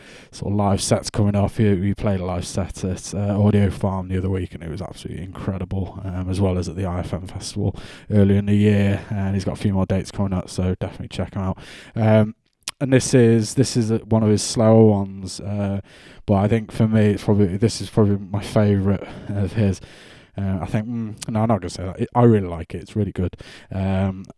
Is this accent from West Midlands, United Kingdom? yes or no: no; Chester, North West England, United Kingdom; I'm from Chester